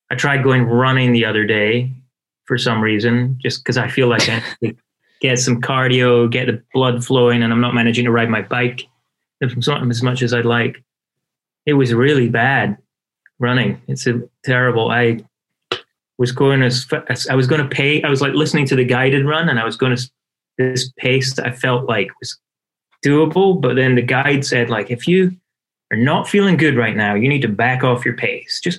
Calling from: Portland, Oregon, United States; I am in Portland, Oregon, southeast Portland.

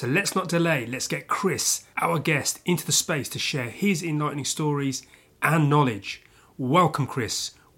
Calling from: London, United Kingdom

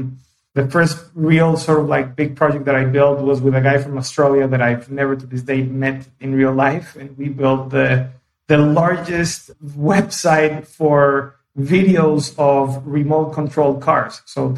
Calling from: São Paulo, Brazil; I am in Sao Paulo today and doing pretty good.

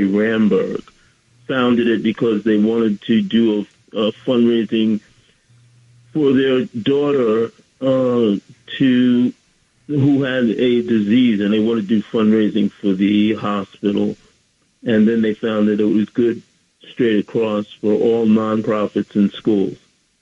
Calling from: Bronx, New York, United States; Bronx, New York.

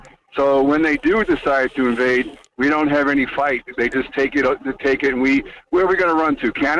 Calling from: Alaska, United States; calling from the next Ukraine of the world, Alaska.

